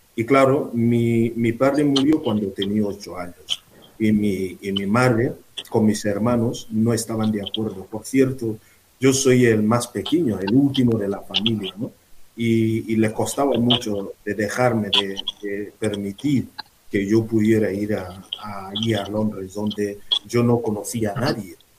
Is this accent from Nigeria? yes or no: yes; Nigeria; Spanish is a second language; moved away as an adult; desde Nigeria, que es mi país, desde Nuku